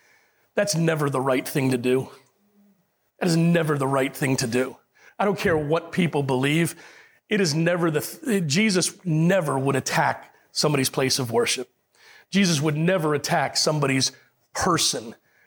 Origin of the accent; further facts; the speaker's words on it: Puerto Rico; born there; Now, if you talk to, I was born in Puerto Rico.